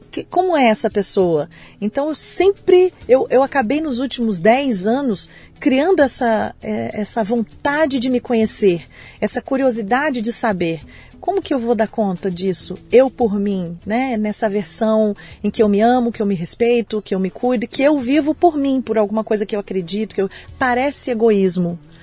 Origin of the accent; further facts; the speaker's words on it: Vitória, Espírito Santo, Brazil; Eu nasci em Vitória, no Espírito Santo